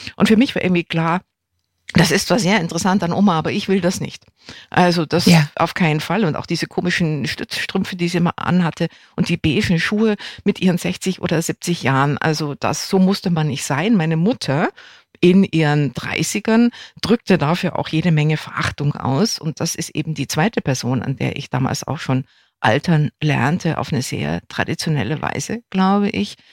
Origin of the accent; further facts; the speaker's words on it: West Germany, Germany; ich bin in Westdeutschland aufgewachsen